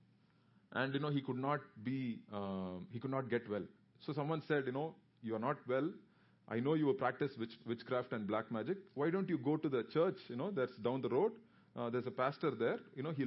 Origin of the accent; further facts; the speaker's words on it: South India, India; I am from South India.